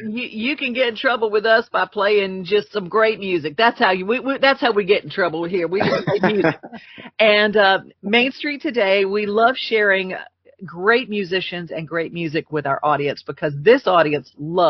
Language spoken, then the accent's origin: English; Louisiana, United States; growing up in Louisiana